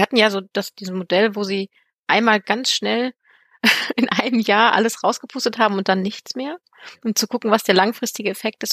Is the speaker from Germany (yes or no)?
yes; Germany; ich komme ja aus dem Braunkohlerevier